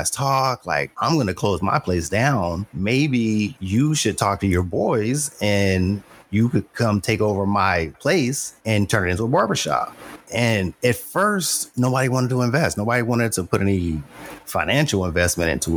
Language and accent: English; Los Angeles, California, United States; I grew up in Los Angeles.